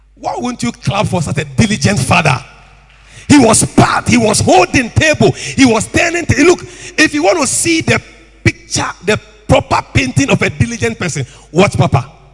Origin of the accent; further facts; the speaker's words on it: Tema, Greater Accra, Ghana; I was born and bred in Tema.